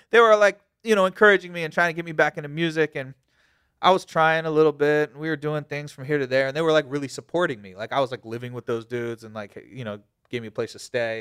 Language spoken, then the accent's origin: English; Virginia Beach, Virginia, United States; I'm from Virginia Beach